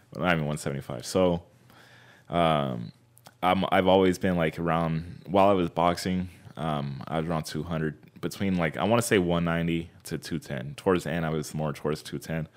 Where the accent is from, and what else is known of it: Fontana, California, United States; born or raised there; also born or lived in Anaheim, California